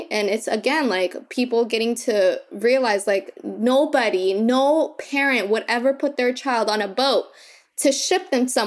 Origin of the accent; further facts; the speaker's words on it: Kakuma, Turkana County, Kenya; born there; I was born in Kakuma and so it was 66% women and children.